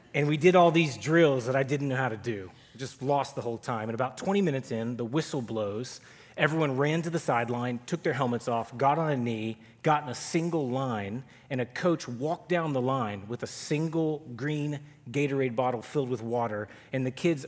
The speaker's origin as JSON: {"language": "English", "town": "Duncanville", "region": "Texas", "country": "United States", "tie": "born or raised there", "also_born_or_lived": "Fairfield, Texas", "said": "The summer before my eighth grade year, we moved from Duncanville, which is up here in the DFW area, to a small country town 90 miles south of Dallas called Fairfield"}